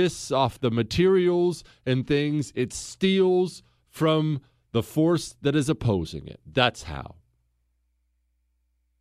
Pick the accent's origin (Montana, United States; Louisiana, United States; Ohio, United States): Montana, United States; I come from Montana